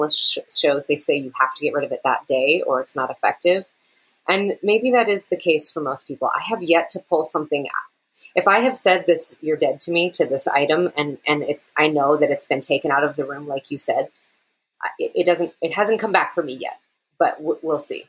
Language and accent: English; Seattle, Washington, United States; now in Germany; I'm from Seattle.